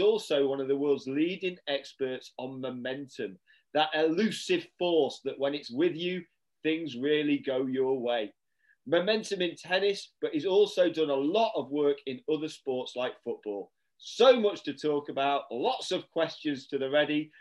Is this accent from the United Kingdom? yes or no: yes; Cumbria, North West England, United Kingdom; when I was a junior growing up in Cumbria